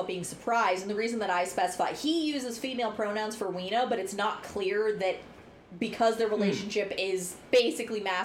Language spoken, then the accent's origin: English; United States; I'm an American